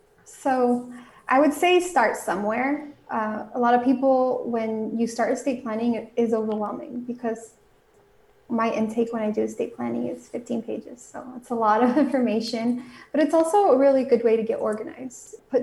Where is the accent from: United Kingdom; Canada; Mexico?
Mexico; now in United States; I was raised both in Mexico and here in the United States, so I speak Spanish